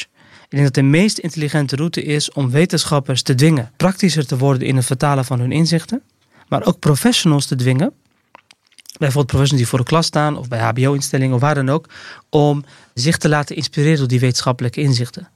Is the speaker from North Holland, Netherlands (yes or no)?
no; Rotterdam, South Holland, Netherlands; ik als Rotterdammer